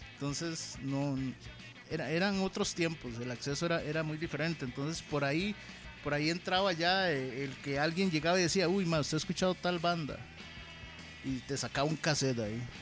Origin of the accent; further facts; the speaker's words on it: Alajuela, Costa Rica; also born or lived in Heredia; yo soy de Alajuela